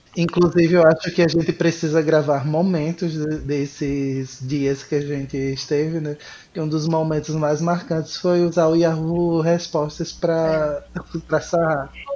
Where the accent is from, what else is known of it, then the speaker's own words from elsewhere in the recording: Pernambuco, Brazil; now in Fortaleza, Brazil; É, eu sou de Pernambuco, mas atualmente estou morando no Ceará, em Fortaleza.